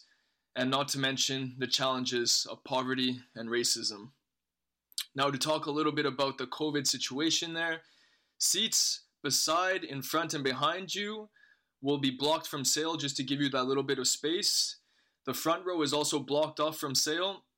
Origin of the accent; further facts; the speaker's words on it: Canada; I was born in Canada